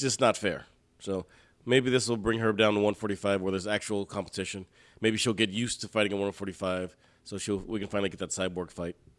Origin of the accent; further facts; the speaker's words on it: United States; I'm American